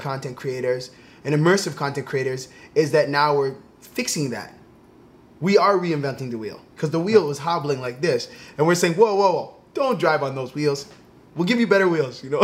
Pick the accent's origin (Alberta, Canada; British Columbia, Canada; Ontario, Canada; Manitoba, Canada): Ontario, Canada; Toronto; I grew up in Toronto